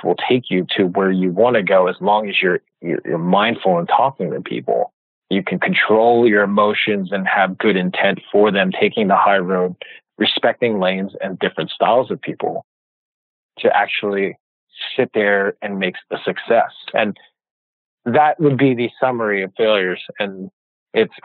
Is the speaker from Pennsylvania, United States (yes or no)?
no; New York City, New York, United States; moved away as an adult; also born or lived in Jersey City, New Jersey / South Jersey; now in California, United States; I'm from New York City, so New York City, Jersey City. I worked in New York and lived in South Jersey